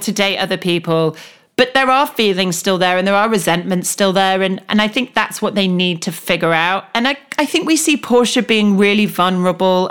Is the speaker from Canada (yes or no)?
no; United Kingdom; as a British person